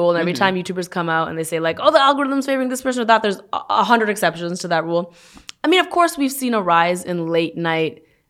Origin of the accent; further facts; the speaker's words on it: Canada; moved away as an adult; now in United States; You know, I moved from Canada 5 years ago. And there have been a lot of things. You know, Canada and U.S., they're right next to each other.